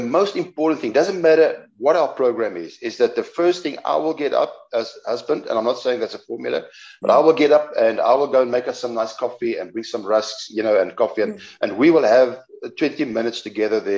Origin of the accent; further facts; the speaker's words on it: South Africa; accent: Afrikaans; our accent, my Afrikaans accent